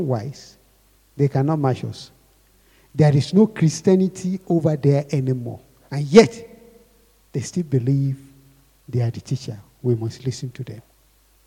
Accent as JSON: {"language": "English", "town": "Akure", "region": "Ondo", "country": "Nigeria", "tie": "born or raised there", "said": "I grew up in Akure"}